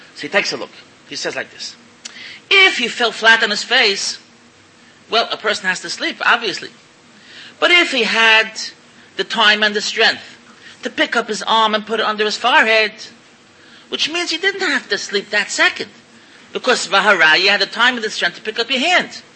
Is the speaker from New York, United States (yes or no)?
yes; New York City, New York, United States; moved away as an adult; now in Israel; I'm an American. I was born in, in, in Williamsburg. I went there when I was 20 years old. And I'm in Israel over 30 years